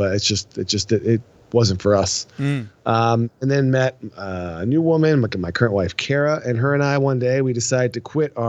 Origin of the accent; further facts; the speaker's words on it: France; So as you got from my last name, I'm actually French, not fake French.